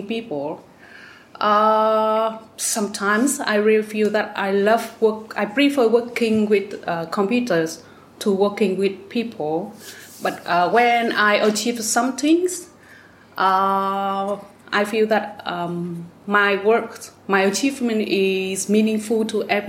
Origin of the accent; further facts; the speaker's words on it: Vietnam; now in Hung Yen, Vietnam; My hometown is Taiping. It's about 100 kilometers from here